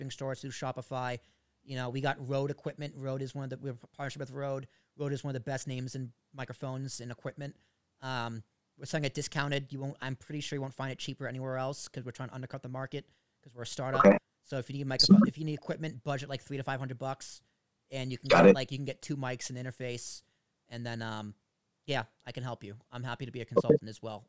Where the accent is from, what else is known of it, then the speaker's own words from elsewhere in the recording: United States; I'm an American dude